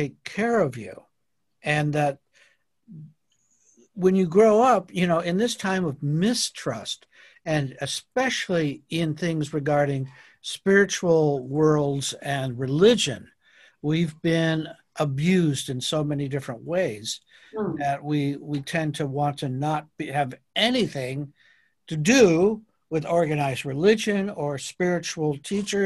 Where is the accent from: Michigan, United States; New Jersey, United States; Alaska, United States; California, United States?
California, United States; Santa Monica; now in Sydney, Australia; my hometown called Santa Monica